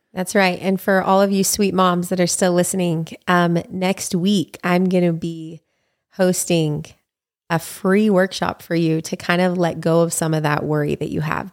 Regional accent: Utah, United States; moved away as an adult; now in Hawaii, United States; live, you know, in my hometown with my family and raising kids

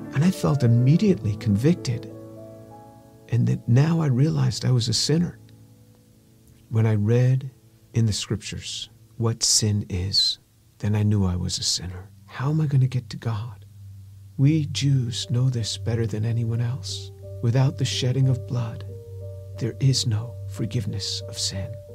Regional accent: New York, United States; I grew up just outside of New York City

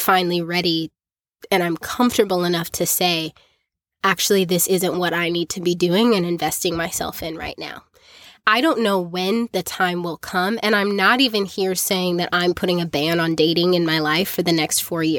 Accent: South Africa; the culture that I grew up in South Africa, really formed some negative opinions about men and dating

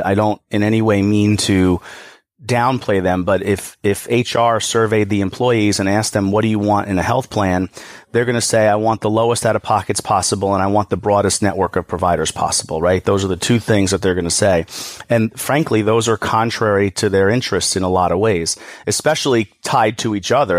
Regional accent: New York, United States; I'm from New York.

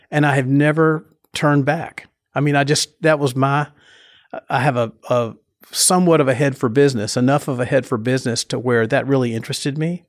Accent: Nashville, Tennessee, United States; I grew up in Nashville, Nashville

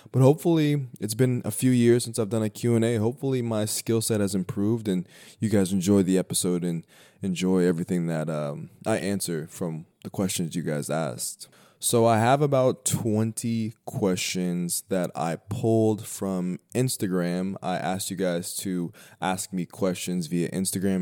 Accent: Denver, Colorado, United States; moved away as an adult; now in New York, United States; I grew up in Colorado, uh, born and raised in Denver

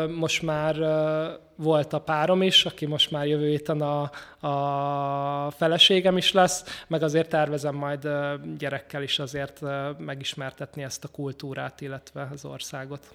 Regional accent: Budapest, Hungary; én 18. kerületben nőttem föl

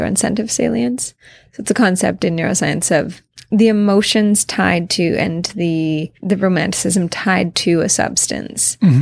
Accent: Kamloops, British Columbia, Canada; growing up in Kamloops, where people say very rude, horrible, racist things all the time

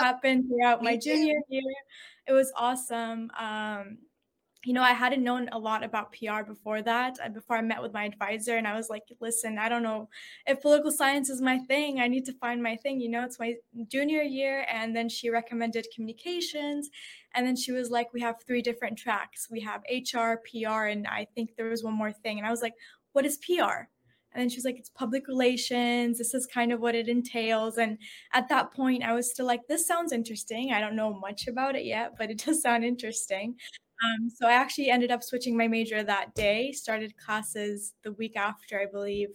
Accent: Houston, Texas, United States; also born or lived in Syria / San Antonio, Texas; I was originally from Houston. I was in Houston, but I went to college in San Antonio

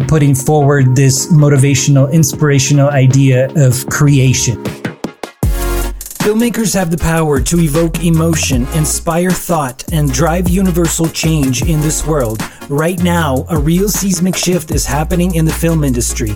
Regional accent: Almaty, Kazakhstan; moved away; growing up back in my hometown of Almaty in the country Kazakhstan

